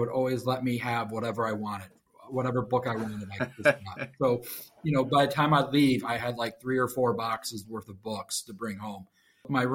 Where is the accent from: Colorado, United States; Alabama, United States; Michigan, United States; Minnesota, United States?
Michigan, United States; Grand Rapids; I was born in Grand Rapids, Michigan. I have not moved very far